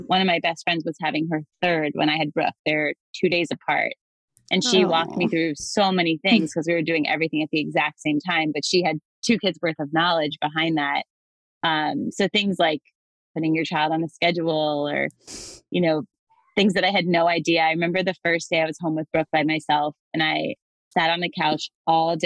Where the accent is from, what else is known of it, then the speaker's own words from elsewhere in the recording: Atlanta, Georgia, United States; now in Baltimore, United States; I live in Baltimore, but I'm originally from Atlanta, Georgia.